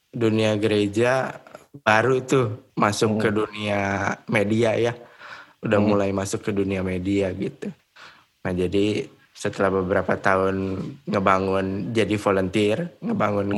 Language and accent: Indonesian; Bogor, West Java, Indonesia; moved away as an adult; also born or lived in Bandung; gue dari Bogor